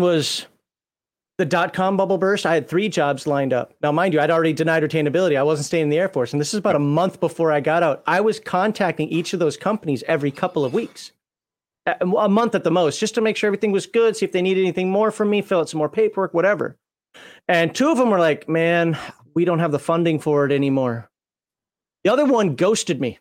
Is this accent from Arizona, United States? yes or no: no; Minnesota, United States; accent: Minnesotan; moved away as an adult; also born or lived in Germany / Maryland; I'm from Minnesota.